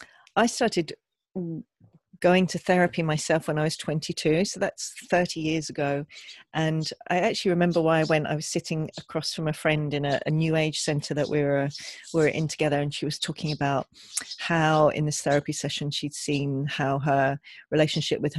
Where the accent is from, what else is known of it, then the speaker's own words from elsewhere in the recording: England, United Kingdom; growing up in England